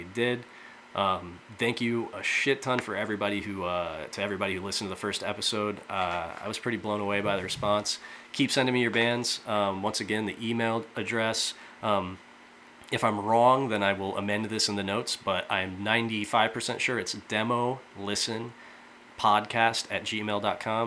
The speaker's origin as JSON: {"language": "English", "town": "Fort Wayne", "region": "Indiana", "country": "United States", "tie": "born or raised there", "said": "I'm from Fort Wayne, Indiana, which over the years has seen some really good bands"}